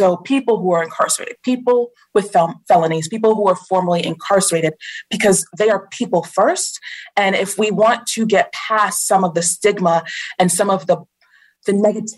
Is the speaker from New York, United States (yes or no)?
yes; Long Island, New York, United States; moved away; also born or lived in Florida / Virginia; I'm originally from Long Island